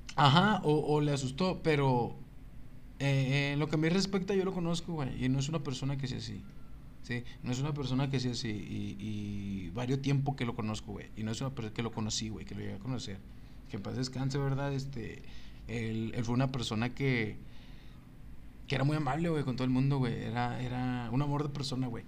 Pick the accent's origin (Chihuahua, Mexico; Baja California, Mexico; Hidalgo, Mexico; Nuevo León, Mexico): Chihuahua, Mexico; Ciudad Juárez; ¿de dónde eres? De Juárez